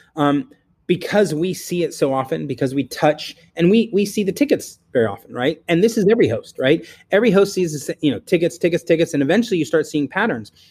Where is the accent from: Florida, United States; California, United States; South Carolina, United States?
California, United States; I'm from California